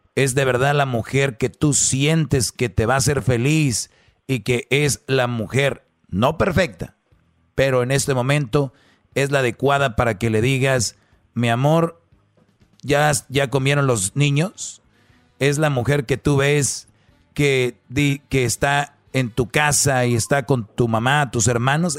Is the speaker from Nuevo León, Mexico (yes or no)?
yes; Monterrey, Nuevo León, Mexico; como buen regio